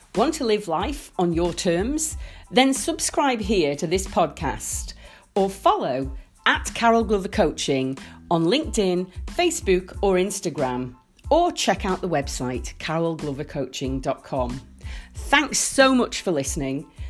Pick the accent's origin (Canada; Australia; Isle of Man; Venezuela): Isle of Man; I grew up in the Isle of Man